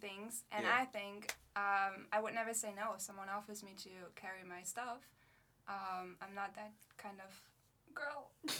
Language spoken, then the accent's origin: English; Friesland, Lower Saxony, Germany; now in Leeuwarden, Netherlands; I'm actually from a part in Germany that's called Friesland.